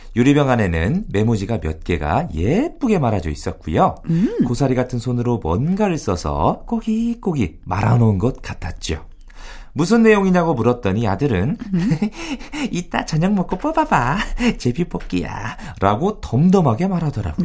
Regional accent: Yesan, South Chungcheong, South Korea; moved away; 제 고향 어, 예산 그 동네에도

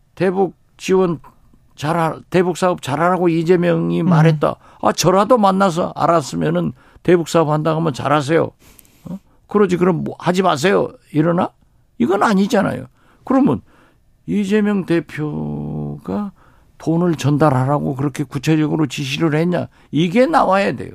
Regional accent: Haenam, South Jeolla, South Korea; moved away; also born or lived in Mokpo; 제 고향 해남 진도 완도에서

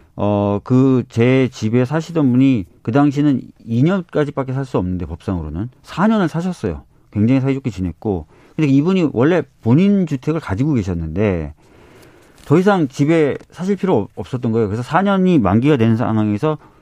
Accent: Seoul, South Korea; 저도 서울에서 나고 자랐지만

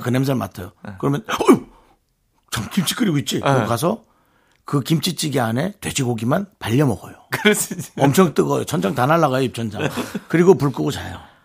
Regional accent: Gangwon, South Korea; moved away; 강원도에서 왔고

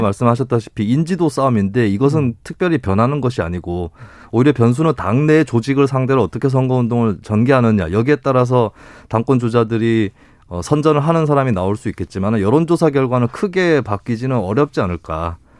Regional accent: South Korea; 저 같은 경우는 또 대구 경북 출신이라

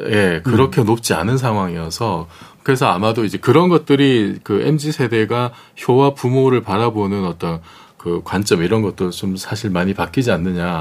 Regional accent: Busan, South Korea; moved away; 제 고향이 부산인데

